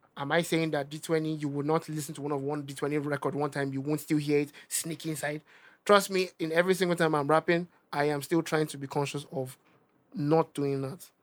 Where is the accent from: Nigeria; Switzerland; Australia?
Nigeria; accent: Nigerian; my Nigerian accent